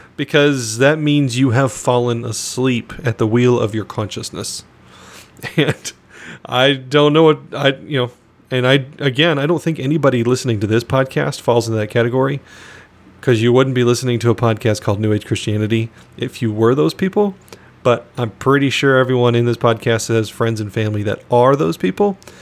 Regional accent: Phoenix, Arizona, United States; also born or lived in northern Michigan; now in Michigan, United States; I'm was born and raised in Phoenix, Arizona

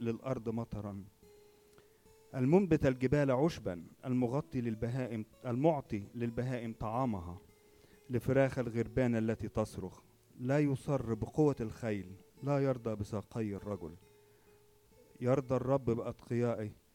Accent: Egypt; عندنا في مصر

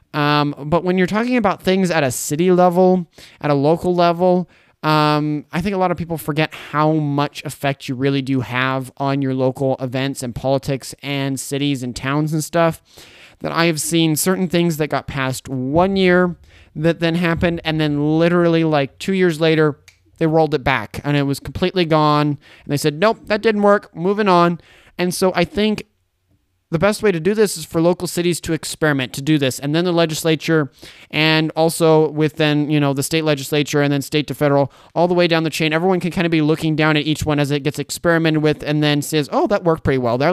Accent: Boise, Idaho, United States; now in Caldwell, United States; I lived in Boise for fifteen years. I grew up there.

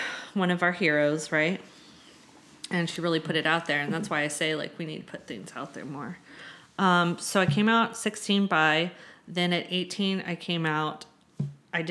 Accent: Southern California, United States; moved away as an adult; now in San Francisco, United States; I'm from Southern California.

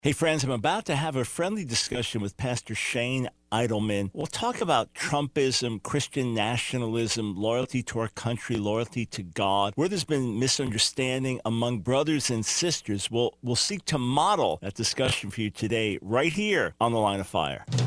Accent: New York, United States; now in North Carolina, United States; I'm a New Yorker

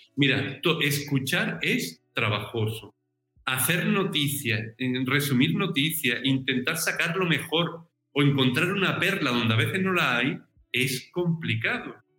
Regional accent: Algodonales, Andalusia, Spain; moved away as an adult; also born or lived in Jerez de la Frontera / Seville / San Fernando / Madrid; now in Rome, Italy; yo soy natural de un pueblo del sur de España, de Algodonales, en Cádiz

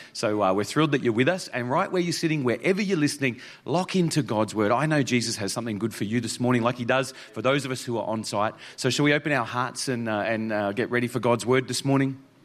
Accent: Toowoomba, Queensland, Australia; moved away; also born or lived in Mount Isa; I was actually born in Toowoomba. So, uh, so this is really my hometown.

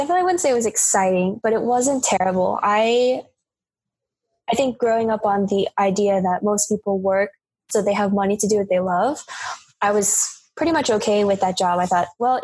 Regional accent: Georgia, United States; moved away as an adult; also born or lived in New York; I grew up in Georgia

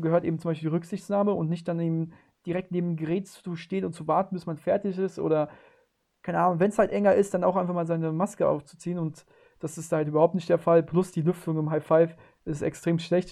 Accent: near Frankfurt, Hesse, Germany; Ich komme aus der Nähe von Frankfurt

